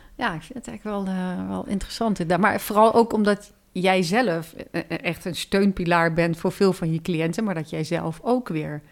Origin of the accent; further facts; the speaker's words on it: Netherlands; als Nederlanders